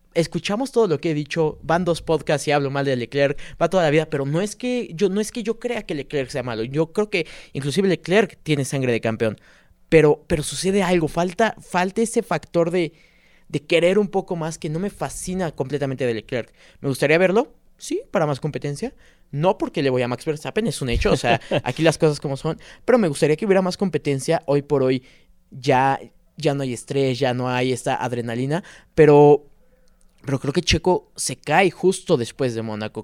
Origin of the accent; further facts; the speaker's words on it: Mexico; somos mexicanos